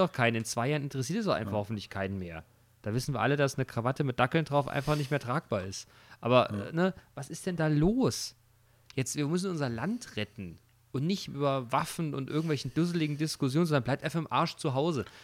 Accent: Hesse, Germany; hier bei uns in Hessen

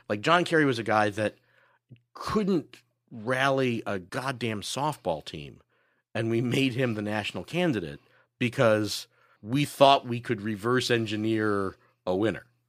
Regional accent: Chicago, Illinois, United States; also born or lived in Los Angeles; as a Chicagoan

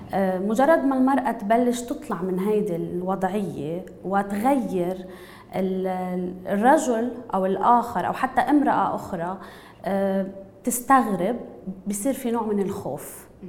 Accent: Lebanon; نحن كلبنانيه

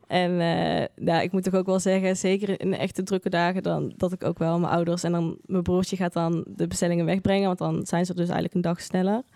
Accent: Eindhoven, North Brabant, Netherlands; moved away as an adult; now in Tilburg, Netherlands; ik geboren en getogen in Eindhoven ook

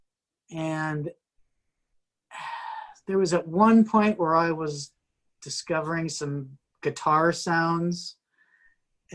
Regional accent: Iowa, United States; moved away; also born or lived in Texas; I was born in Iowa.

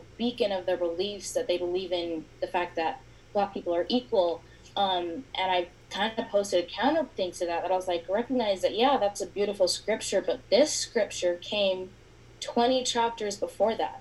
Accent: Layton, Utah, United States; I'm from Layton, Utah, born and raised here

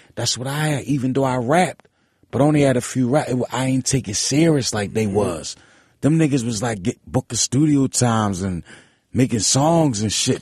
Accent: Philadelphia, Pennsylvania, United States; I was from South Philly

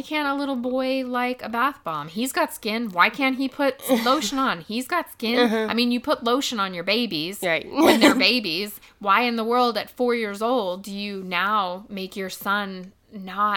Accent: United States; growing up in the United States where transgender is starting to become a little bit more known about

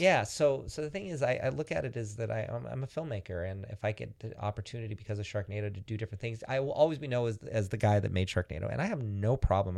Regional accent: Antioch, California, United States; I'm from, from Antioch, a town in Northern California

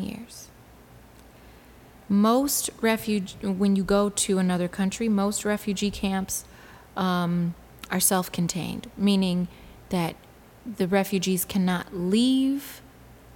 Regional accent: Detroit, Michigan, United States; moved away; I'm from Detroit

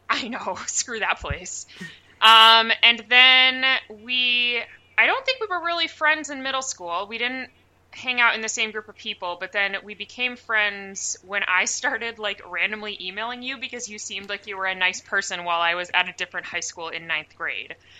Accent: United States; I have Norwegian heritage, but I'm just American

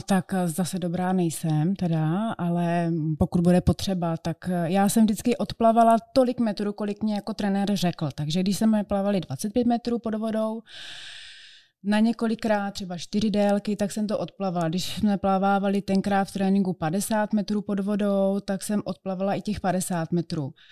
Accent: Brno, South Moravian Region, Czechia; já jsem z Brna

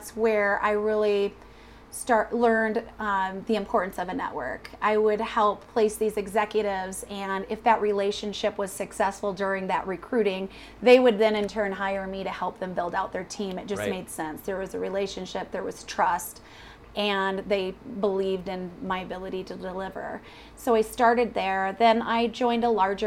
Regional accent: Mount Pleasant, Michigan, United States; now in Colorado, United States; Originally from a little town called Mount Pleasant, Michigan

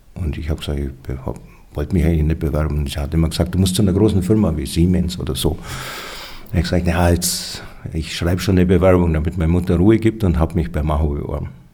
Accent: Schwangau, Bavaria, Germany; also born or lived in Roth bei Nürnberg; Schwangauer stimmt nur halb. Ja, ich bin zwar hier aufgewachsen, aber ich bin nicht hier geboren

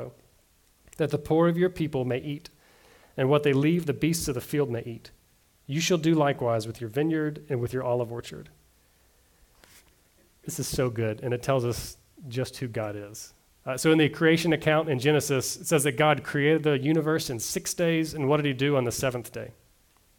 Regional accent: the South, United States; I grew up in the South.

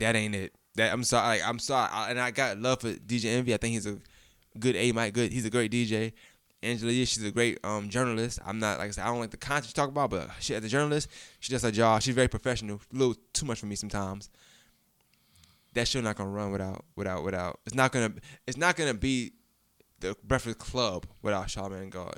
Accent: New York, United States; I'm from New York

